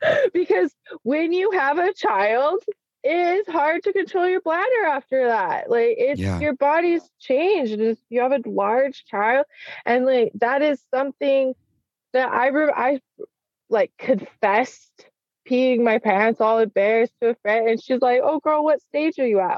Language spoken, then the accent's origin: English; Salt Lake City, Utah, United States; I grew up in in Salt Lake City